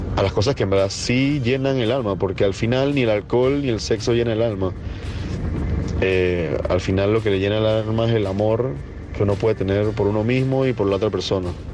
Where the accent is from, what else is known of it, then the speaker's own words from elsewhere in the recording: Panama; soy de Panamá.